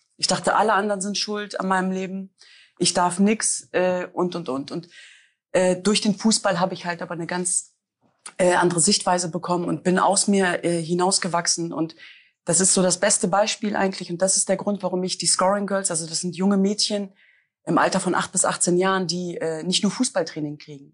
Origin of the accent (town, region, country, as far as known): Germany; born or raised there